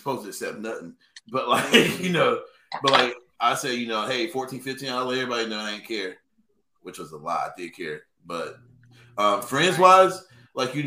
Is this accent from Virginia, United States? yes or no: no; Sanford, North Carolina, United States; growing up around Chatham County and Lee County